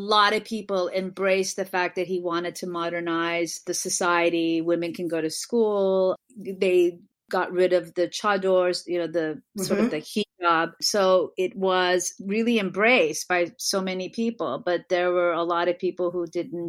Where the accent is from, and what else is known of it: Beverly Hills, California, United States; born or raised there; also born or lived in Milan, Italy